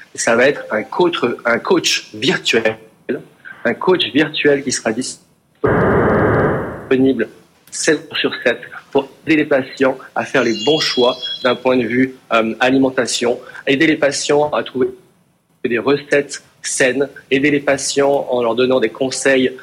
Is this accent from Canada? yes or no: no; France; en tant que Français